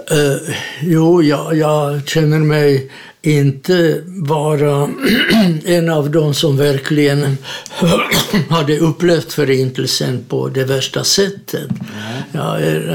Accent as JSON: {"language": "Swedish", "town": "Hodonín", "region": "South Moravian Region", "country": "Czechia", "tie": "born or raised there", "second_language": "Swedish", "moved": "as an adult", "lives_now": "Sweden", "said": "Jag är född i Tjeckoslovakien i en liten stad i Sydmären som heter Hordonin"}